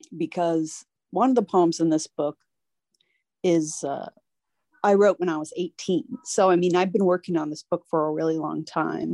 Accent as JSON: {"language": "English", "region": "Northern Virginia", "country": "United States", "tie": "born or raised there", "said": "my childhood growing up in Northern Virginia"}